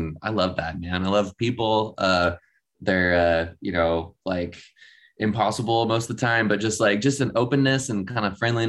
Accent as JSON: {"language": "English", "town": "Austin", "region": "Texas", "country": "United States", "tie": "born or raised there", "also_born_or_lived": "Dallas / Los Angeles", "moved": "as an adult", "lives_now": "Albuquerque, United States", "said": "So I was born in Dallas and I grew up in Austin, and I moved to LA to like go to college and try to like make it in music or whatever when I was 18."}